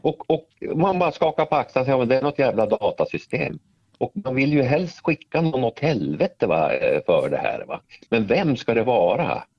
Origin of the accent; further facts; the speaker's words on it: Norrsundet, Gävleborg County, Sweden; moved away; jag jobbade på fabriken hemma i Norrsundet